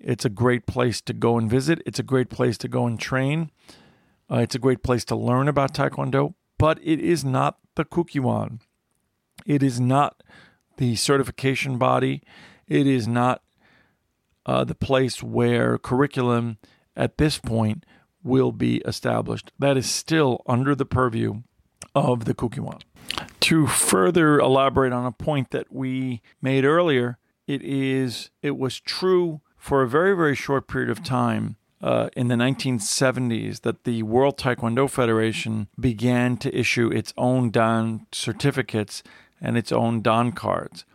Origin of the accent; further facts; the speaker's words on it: United States; It has my nationality, which it, it lists as American